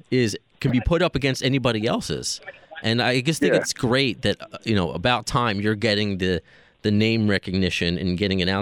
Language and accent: English; East Coast, United States; accent: East Coast